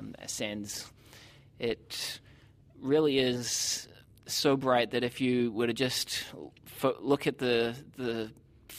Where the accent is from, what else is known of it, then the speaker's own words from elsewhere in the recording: New Zealand; moved away as an adult; now in United States; growing up in New Zealand